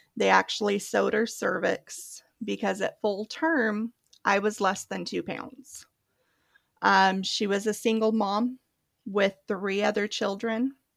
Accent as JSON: {"language": "English", "region": "Oregon", "country": "United States", "tie": "born or raised there", "also_born_or_lived": "Palm Springs, California", "said": "I grew up there for the first about five years and then relocated to Oregon, and I've been living in Oregon, well, since I was five"}